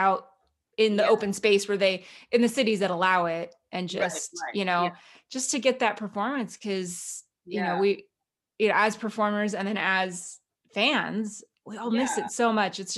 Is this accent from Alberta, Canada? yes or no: yes; Calgary, Alberta, Canada; moved away; also born or lived in Los Angeles; I'm actually originally from Calgary, Alberta